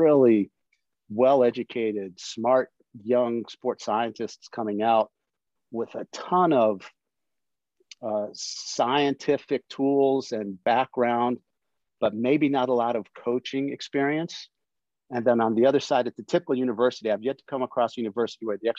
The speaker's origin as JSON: {"language": "English", "town": "Washington", "region": "District of Columbia", "country": "United States", "tie": "born or raised there", "said": "I grew up on the East Coast. I grew up in DC"}